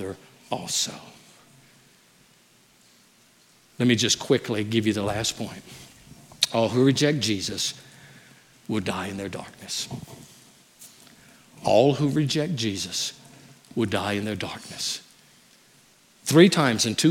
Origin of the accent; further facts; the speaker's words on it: Louisiana, United States; moved away; I'm from Louisiana